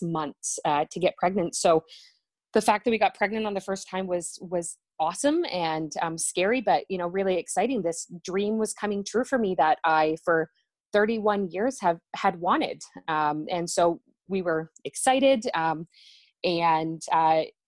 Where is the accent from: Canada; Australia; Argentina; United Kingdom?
Canada; Ontario; I'm from Ontario, Canada